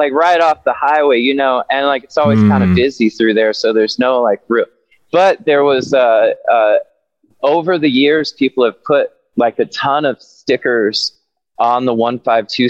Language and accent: English; North Carolina, United States; I grew up in North Carolina, and where I grew up in North Carolina was not a tiny town, but it was relatively small